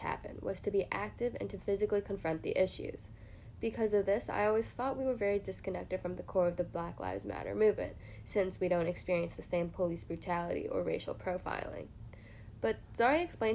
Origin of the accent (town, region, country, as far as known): North Shore, Illinois, United States